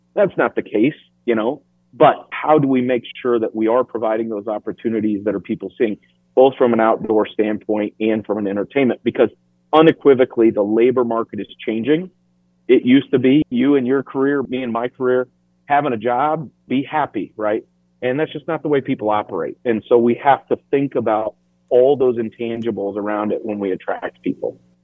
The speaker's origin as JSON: {"language": "English", "region": "Iowa", "country": "United States", "also_born_or_lived": "London / Washington, D.C.", "moved": "as an adult", "said": "I lived in London. I've lived in Washington, D.C. I'm from Iowa and I came back."}